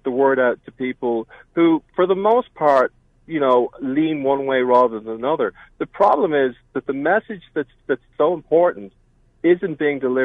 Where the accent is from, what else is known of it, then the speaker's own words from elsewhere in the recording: Ireland; moved away as an adult; also born or lived in Pennsylvania; now in United States; I've lived here for 26 years. I'm an immigrant. I came from Ireland